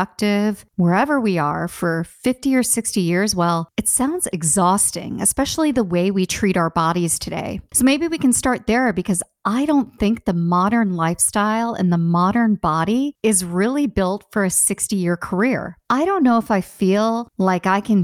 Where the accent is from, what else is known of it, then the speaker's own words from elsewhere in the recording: United States; I'm American